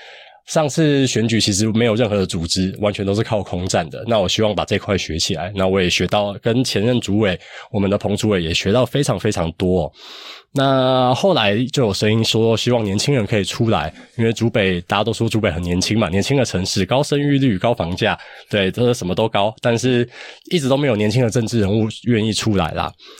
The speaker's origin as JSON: {"language": "Chinese", "region": "Hsinchu County", "country": "Taiwan", "said": "我是新竹人"}